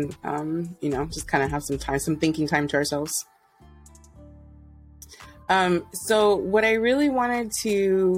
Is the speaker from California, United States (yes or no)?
no; Texas, United States; moved away; also born or lived in Houston; I'm from Texas